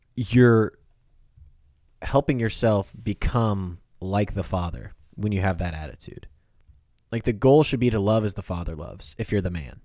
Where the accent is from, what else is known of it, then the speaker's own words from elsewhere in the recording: Kansas, United States; now in Oklahoma, United States; I'm from Kansas